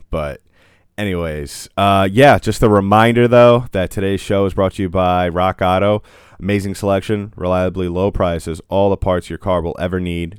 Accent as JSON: {"language": "English", "country": "United States", "said": "I'm an American"}